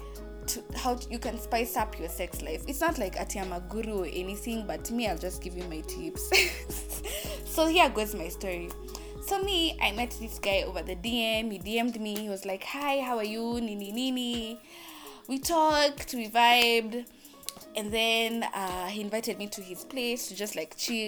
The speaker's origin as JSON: {"language": "English", "town": "Athi River", "region": "Machakos County", "country": "Kenya", "said": "I'm from Athi River"}